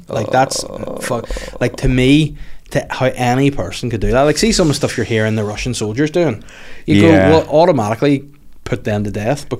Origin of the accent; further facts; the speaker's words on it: Northern Ireland, United Kingdom; coming from Northern Ireland of all places